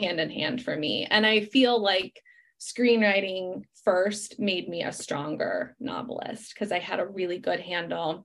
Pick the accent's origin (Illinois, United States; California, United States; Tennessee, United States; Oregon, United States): Illinois, United States; Chicago; moved away; Chicago, my hometown